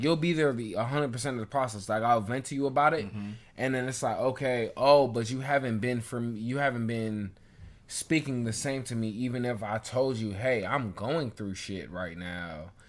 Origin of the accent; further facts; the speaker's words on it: Jamaica; We're Jamaican, nigga. Deal with your shit and go on about your day.